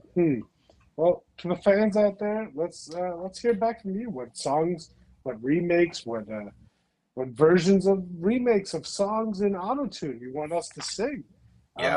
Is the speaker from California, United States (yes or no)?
no; Chicago area, Illinois, United States; we're both from Chicago, outside Chicago.